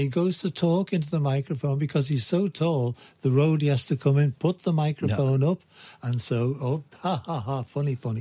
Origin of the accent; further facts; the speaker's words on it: Liverpool, North West England, United Kingdom; I am from the centre of the universe, Liverpool